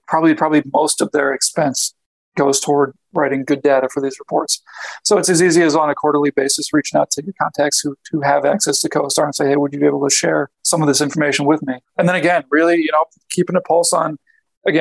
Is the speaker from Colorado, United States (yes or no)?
yes; Denver, Colorado, United States; I'm from Denver